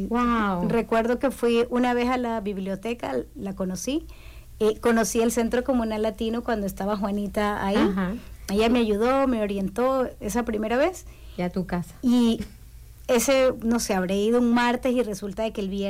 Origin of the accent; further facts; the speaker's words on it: Guayaquil, Guayas, Ecuador; now in Bloomington, United States; Yo soy de Ecuador, de Guayaquil, de la costa, del lado caliente